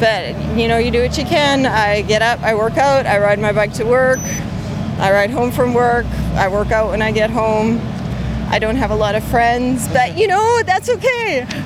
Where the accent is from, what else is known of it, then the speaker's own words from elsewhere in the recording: Canada; I'm from Canada.